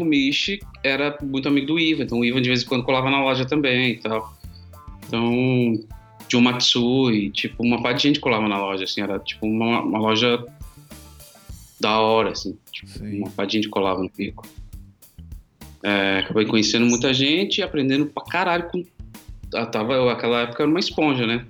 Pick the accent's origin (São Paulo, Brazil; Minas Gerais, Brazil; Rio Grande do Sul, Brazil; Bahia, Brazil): São Paulo, Brazil; also born or lived in Guarujá; sou do Grajaú, Zona Sul